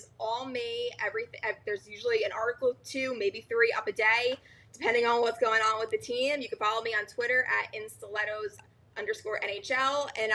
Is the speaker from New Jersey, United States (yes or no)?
yes; New Jersey, United States; I'm from New Jersey